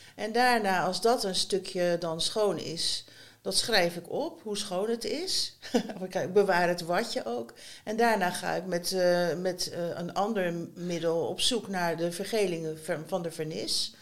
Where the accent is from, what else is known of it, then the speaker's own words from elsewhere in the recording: Schiedam, South Holland, Netherlands; moved away as an adult; also born or lived in Rotterdam; now in Ede, Netherlands; ik ben opgegroeid in Schiedam.